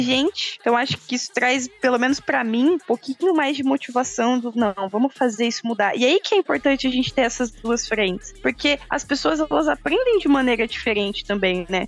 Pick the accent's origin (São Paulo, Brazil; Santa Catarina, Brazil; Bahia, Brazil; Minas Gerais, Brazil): São Paulo, Brazil; Campinas; eu sou de Campinas